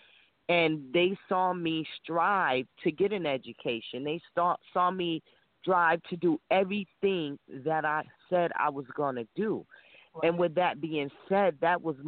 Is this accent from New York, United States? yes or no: yes; Rochester, New York, United States; I'm from Rochester, New York